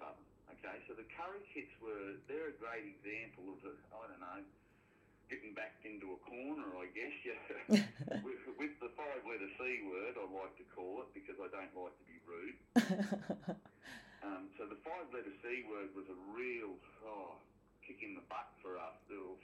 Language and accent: English; Miles, Queensland, Australia; I ended back up down in my hometown of Miles in southwest Queensland, lovely little spot